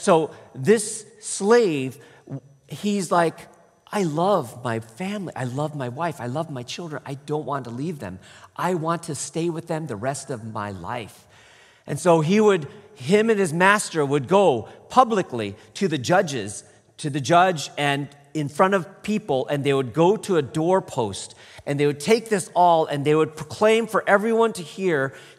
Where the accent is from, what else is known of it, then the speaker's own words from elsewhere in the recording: Michigan, United States; also born or lived in Toronto, Canada; And I grew up in Michigan. And Toronto, Canada